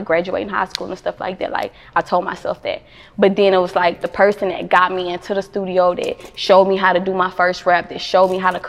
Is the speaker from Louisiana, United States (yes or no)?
yes; Baton Rouge, Louisiana, United States; also born or lived in Lake Charles, Louisiana; now in Houston, United States; I'm from Baton Rouge, Louisiana, and Lake Charles, Louisiana